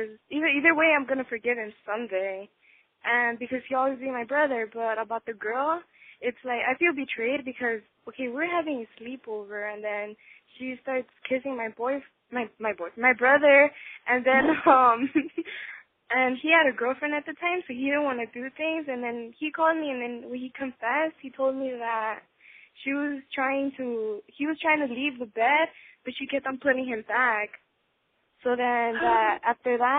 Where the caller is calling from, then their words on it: Los Angeles, California, United States; I'm calling from L.A.